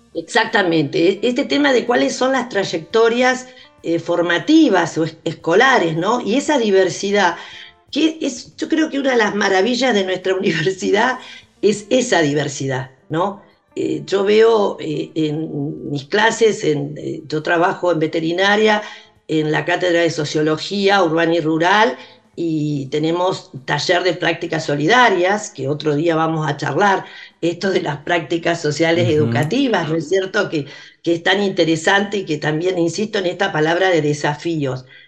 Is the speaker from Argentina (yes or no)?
yes; Arrecifes, Buenos Aires Province, Argentina; en Arrecifes, de donde soy oriunda